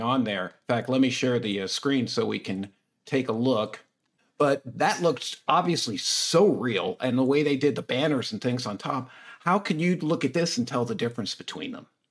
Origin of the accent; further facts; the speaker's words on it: United States; being American.